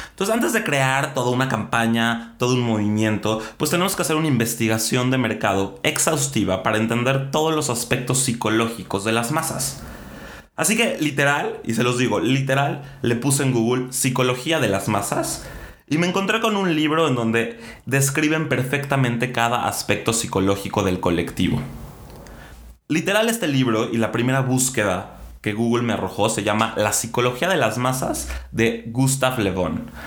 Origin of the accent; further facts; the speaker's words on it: Mexico; nos merecemos como mexicanos